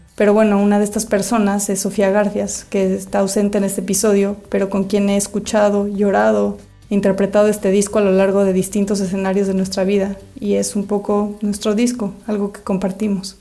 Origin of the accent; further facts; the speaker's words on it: Chicago, Illinois, United States; Nací en Chicago, en uno de los días más calientes del verano de 1988.